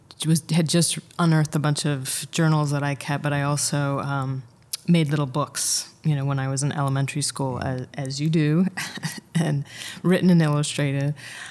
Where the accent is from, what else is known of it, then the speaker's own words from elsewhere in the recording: Michigan, United States; moved away as an adult; also born or lived in San Francisco / Argentina; now in New York City, United States; I'm from Michigan.